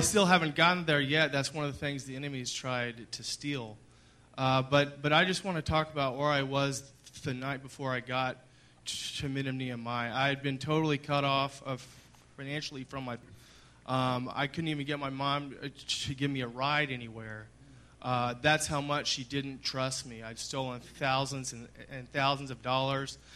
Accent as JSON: {"language": "English", "town": "Dallas", "region": "Texas", "country": "United States", "tie": "born or raised there", "said": "I grew up in Highland Park in Dallas"}